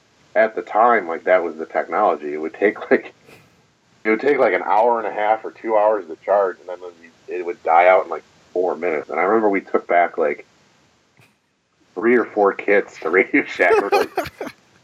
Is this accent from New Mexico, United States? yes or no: no; Buffalo, New York, United States; I'm from Buffalo.